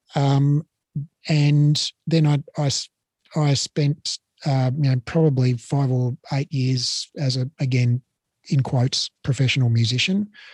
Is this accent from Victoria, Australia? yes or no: yes; Melbourne, Victoria, Australia; moved away as an adult; also born or lived in Sydney; I grew up in Melbourne, uh, just a totally nondescript suburban upbringing in Blackburn